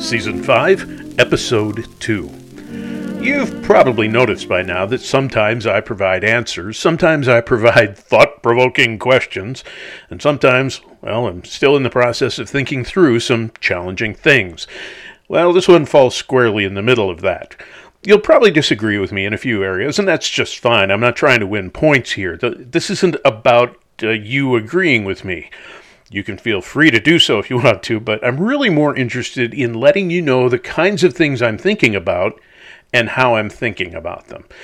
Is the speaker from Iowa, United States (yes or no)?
no; La Crosse, Wisconsin, United States; I grew up in La Crosse, Wisconsin